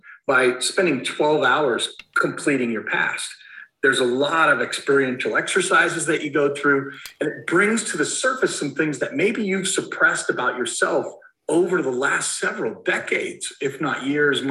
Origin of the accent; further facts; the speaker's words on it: Castle Rock, Colorado, United States; I'm from Denver, Colorado, or actually Castle Rock, Colorado, and I live in the neighborhood that I grew up